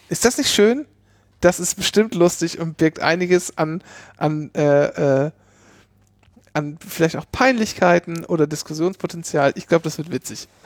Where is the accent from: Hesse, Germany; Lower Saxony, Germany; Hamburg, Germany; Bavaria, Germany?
Lower Saxony, Germany; ähm, in meinem Heimatdorf in Ostfriesland gemacht.